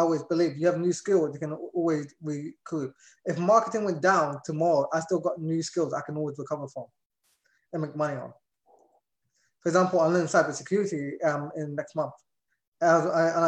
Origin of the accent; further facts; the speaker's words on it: London, United Kingdom; moved away as an adult; also born or lived in Indiana; now in Florida, United States; I was born and raised in London. And I grew up in London, actually, until I was about 21